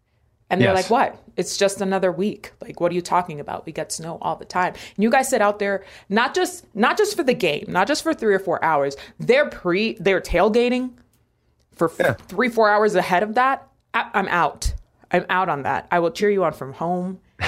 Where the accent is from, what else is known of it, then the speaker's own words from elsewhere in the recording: New York City, New York, United States; now in Miami, United States; I grew up in Washington Heights. Why do you think we moved to Miami?